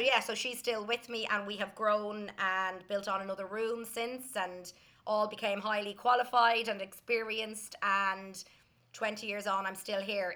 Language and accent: English; Dublin, Leinster, Ireland; I grew up in Dublin